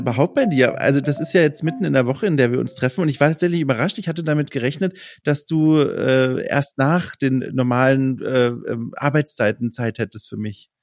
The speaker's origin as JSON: {"language": "German", "region": "Southern Germany", "country": "Germany", "said": "ich komme ja eigentlich auch aus Süddeutschland"}